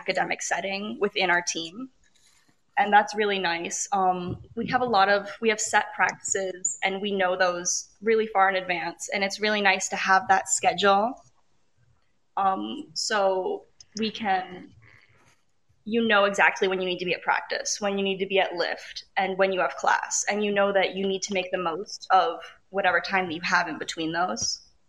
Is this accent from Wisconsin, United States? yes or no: yes; Wisconsin, United States; I'm from Wisconsin